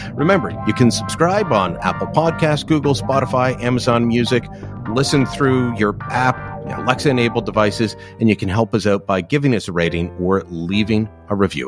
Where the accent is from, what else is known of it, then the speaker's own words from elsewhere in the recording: Hamilton, Ontario, Canada; that's my hometown